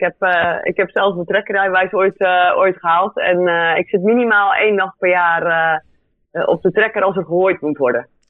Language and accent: Dutch; Goeree-Overflakkee, South Holland, Netherlands; also born or lived in Delft; Dus ik kom van uh, Couré Overflakke. Ehm, ben daar geboren en getogen.